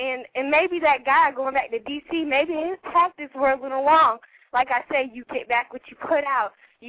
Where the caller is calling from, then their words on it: Greensboro, North Carolina, United States; I'm calling from Greensboro, North Carolina.